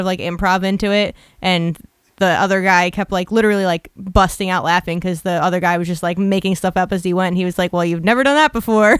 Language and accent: English; Philadelphia, Pennsylvania, United States; I'm from Philly